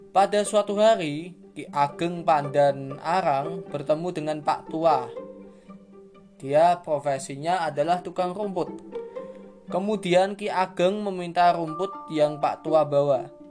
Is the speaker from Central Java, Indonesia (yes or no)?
yes; Salatiga, Central Java, Indonesia; born there; kita akan membahas tentang asal muasal kota kelahiranku, yaitu kota Salatiga